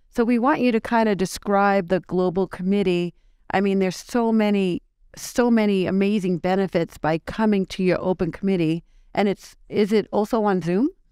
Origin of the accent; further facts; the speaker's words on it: New York, United States; accent: New York; my New York accent